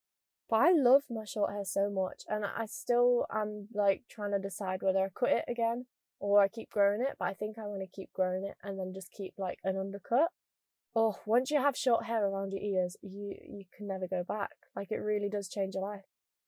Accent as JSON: {"language": "English", "town": "Scunthorpe", "region": "Yorkshire and the Humber", "country": "United Kingdom", "said": "I'm not even that northern. I'm from Scunthorpe. Do you know what I mean? But I do think I've lost my accent, and I'm quite gutted."}